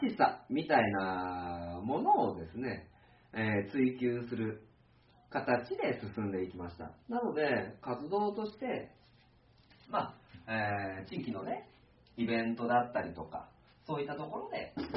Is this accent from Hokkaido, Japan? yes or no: no; Tokai, Aichi, Japan; 生まれ育った市なので、東海市、愛知県東海市っていう場所